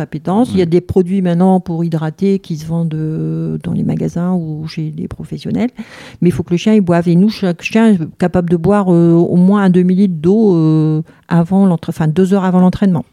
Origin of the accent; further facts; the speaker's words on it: Hauts-de-France, France; moved away as an adult; now in Haverskerque, France; je suis de l'Artois